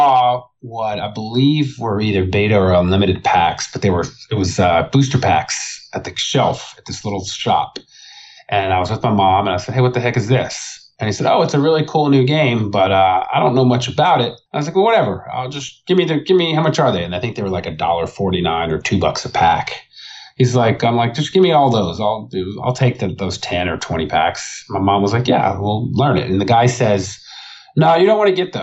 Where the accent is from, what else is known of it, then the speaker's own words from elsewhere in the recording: Arlington, Texas, United States; also born or lived in Fort Worth, Texas; I grew up in the Dallas-Fort Worth area. Technically, I was in Arlington. I lived in Fort Worth